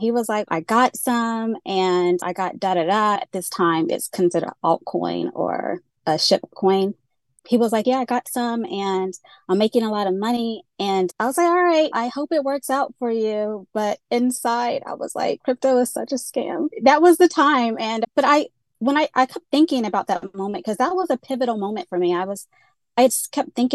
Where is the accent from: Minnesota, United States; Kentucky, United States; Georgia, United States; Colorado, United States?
Georgia, United States; also born or lived in Central Florida; now in Florida, United States; I grew up in Georgia, and I'm currently in the beautiful Central Florida